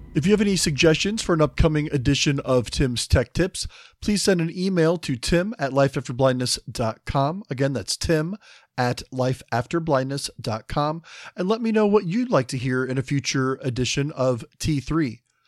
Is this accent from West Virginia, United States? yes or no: no; the Midwest, just outside Cincinnati, Ohio, United States; I'm from the Midwest myself, just outside Cincinnati